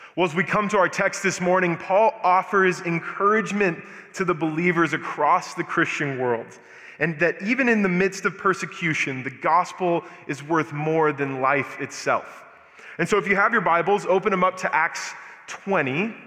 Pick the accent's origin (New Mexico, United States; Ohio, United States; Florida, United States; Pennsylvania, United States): New Mexico, United States; Albuquerque; moved away as an adult; also born or lived in Denver; I'm born and raised in Albuquerque